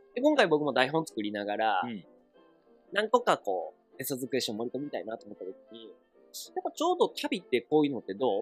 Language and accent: Japanese; Osaka, Japan; 僕大阪府民やけど、今京都にいる